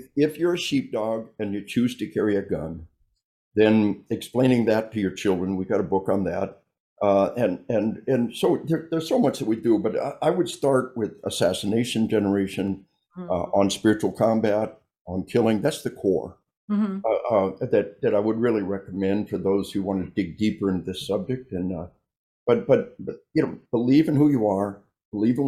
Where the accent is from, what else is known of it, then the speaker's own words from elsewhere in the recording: Arkansas, United States; we are from Arkansas